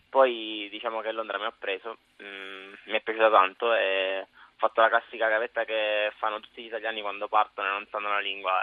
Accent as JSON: {"language": "Italian", "town": "Pescara", "region": "Abruzzo", "country": "Italy", "also_born_or_lived": "Sant'Antimo, Campania (family)", "moved": "as an adult", "lives_now": "London, United Kingdom", "said": "sono di Pescara"}